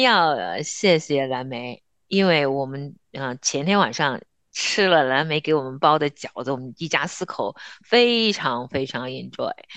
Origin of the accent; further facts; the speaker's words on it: northern China, China; 我们也是北方人嘛，我其实在我家乡包饺子也会放虾皮儿的